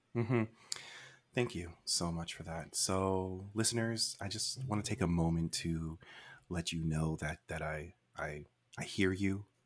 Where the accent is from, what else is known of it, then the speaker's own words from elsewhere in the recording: Canada; We're too Canadian